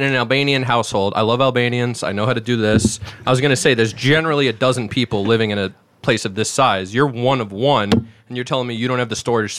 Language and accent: English; New York City, New York, United States; from Staten Island, New York.